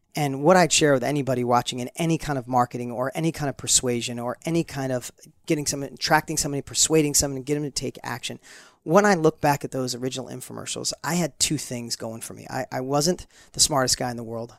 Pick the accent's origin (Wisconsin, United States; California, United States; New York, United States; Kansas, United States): New York, United States; accent: New York; my New York accent was, like, super heavy